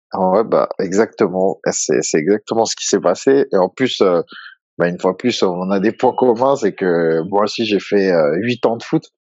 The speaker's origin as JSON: {"language": "French", "town": "Évry-Courcouronnes", "region": "Île-de-France", "country": "France", "tie": "born or raised there", "said": "j'ai grandi en fait à Évry-Courcouronne."}